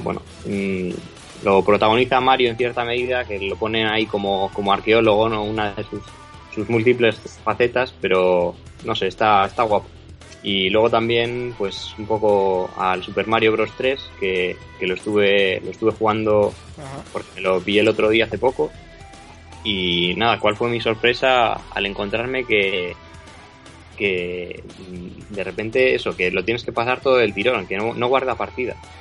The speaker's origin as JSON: {"language": "Spanish", "town": "Bilbao", "region": "Basque Country", "country": "Spain", "moved": "as an adult", "lives_now": "Madrid, Spain", "said": "soy de Bilbao, pero bueno, estudio en Madrid"}